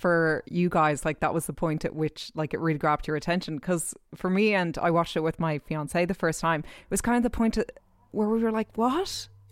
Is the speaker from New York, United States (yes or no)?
yes; New York, United States; I'm actually from New York myself